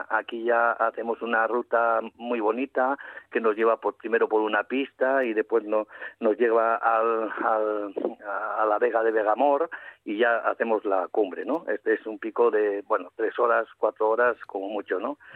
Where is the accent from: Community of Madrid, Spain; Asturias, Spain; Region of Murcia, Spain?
Asturias, Spain; Cofiño; Cofiño que es mi pueblo